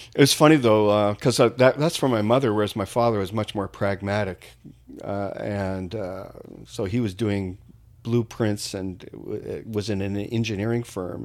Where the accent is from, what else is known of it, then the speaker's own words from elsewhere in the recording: Niagara Falls, Ontario, Canada; moved away as an adult; I grew up there, uh, till I was twenty